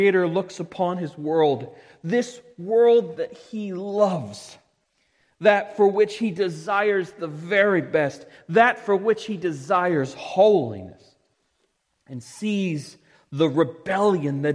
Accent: Parkville, Maryland, United States; I grew up in Parkville, but my family wasn't heavily rooted there

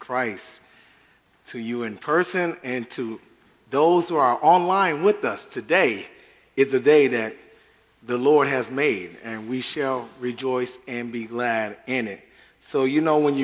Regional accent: Michigan, United States; moved away; I'm from Michigan

